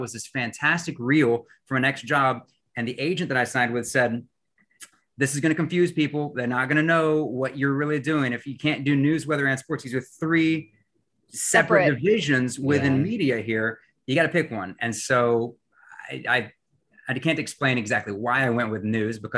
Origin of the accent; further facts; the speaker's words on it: West Virginia, United States; moved away as an adult; now in Michigan, United States; I had the opportunity to move away from my hometown there in West Virginia